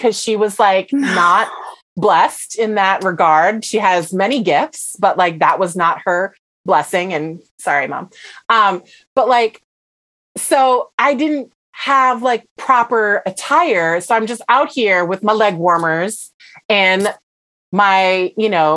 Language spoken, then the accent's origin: English; Minnesota, United States; I am from Minnesota and I am mixed race, like I grew up around a lot of white people